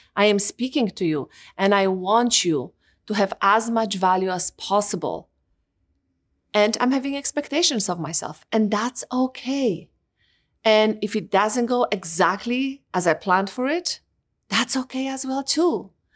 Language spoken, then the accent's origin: English; Poland; moved away; Growing up in Poland